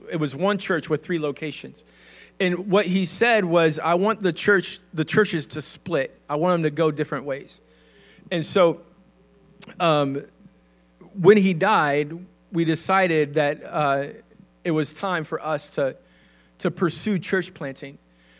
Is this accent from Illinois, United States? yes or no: yes; Illinois, United States; also born or lived in Kentucky / Indiana; And so in Illinois, we were in Northern Illinois first, and then we went back, and I finished high school in Southern Illinois.